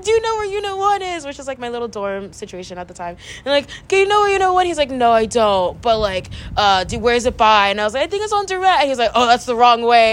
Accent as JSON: {"language": "English", "town": "Delano", "region": "California", "country": "United States", "tie": "born or raised there", "moved": "as an adult", "lives_now": "Berkeley, United States", "said": "there's more of a community, I guess, in my hometown since it is so small"}